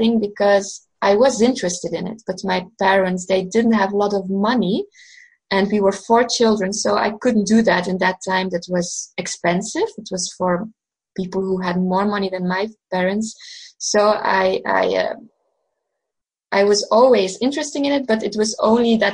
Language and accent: English; Belgium; also born or lived in Portugal; I'm from Belgium, so that's Western Europe.